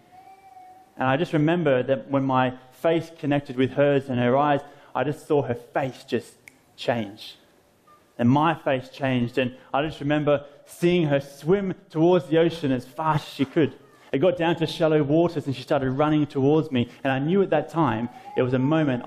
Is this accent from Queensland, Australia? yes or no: no; Phillip Island, Victoria, Australia; my hometown, Phillip Island, about an hour south of Melbourne in Australia